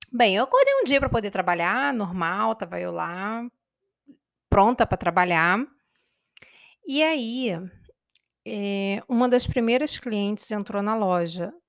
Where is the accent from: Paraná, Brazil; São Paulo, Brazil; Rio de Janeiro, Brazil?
Rio de Janeiro, Brazil; Itaperuna; porque eu sou nascida e criada em Itaperuna. Eu sei que Itaperuna é uma cidade pequena